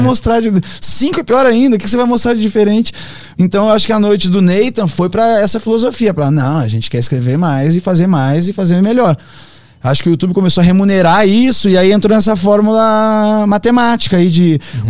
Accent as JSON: {"language": "Portuguese", "country": "Brazil", "said": "nós somos brasileiros"}